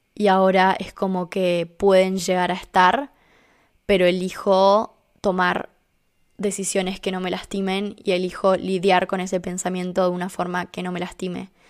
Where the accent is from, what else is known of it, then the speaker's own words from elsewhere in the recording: Argentina; vivo en Argentina ahora